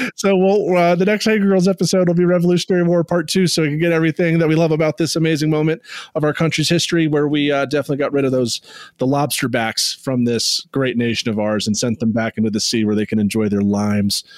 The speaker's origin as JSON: {"language": "English", "area": "outside DC", "region": "Virginia", "country": "United States", "tie": "born or raised there", "also_born_or_lived": "New Mexico / Oregon", "said": "I was born in New Mexico in a colony of Spain, then moved to a, the Russian colony of Oregon and then yeah to the, the english colony of, virginia but uh, growing up outside of dc"}